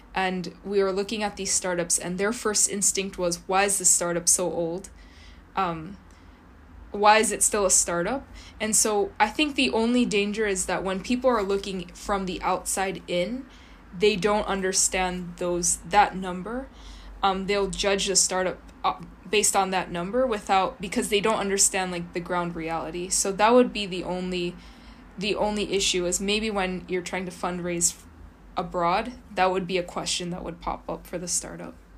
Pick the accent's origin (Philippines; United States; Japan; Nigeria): Japan; Kyoto; I grew up in Kyoto